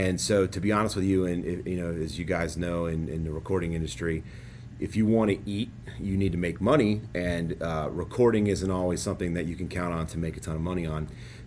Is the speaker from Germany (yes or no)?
no; Cincinnati, Ohio, United States; moved away; I grew up in Cincinnati and I'm very proud to be from Cincinnati